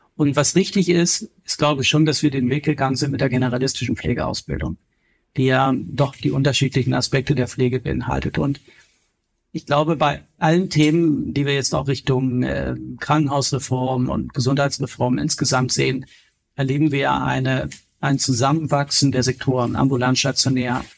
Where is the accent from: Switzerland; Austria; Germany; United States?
Germany; Kiel, Schleswig-Holstein; also born or lived in Berlin; now in Bavaria, Germany; Ich komme ja ursprünglich aus Kiel